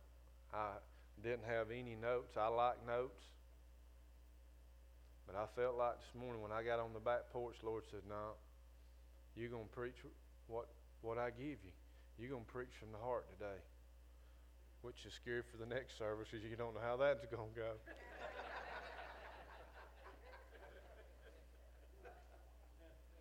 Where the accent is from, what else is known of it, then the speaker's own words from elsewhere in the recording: Northwest Florida, United States; I'm from Northwest Florida